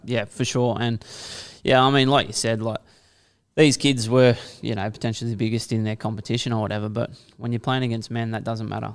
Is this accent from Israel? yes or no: no; Kiama, New South Wales, Australia; born or raised there; also born or lived in St George, Sydney